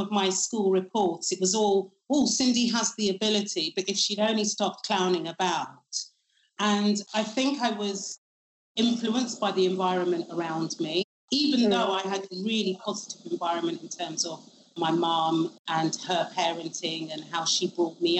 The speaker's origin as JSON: {"language": "English", "region": "London", "country": "United Kingdom", "tie": "born or raised there", "said": "I grew up in Shepherd's Bush in West London, and I went to school on the White City Estate"}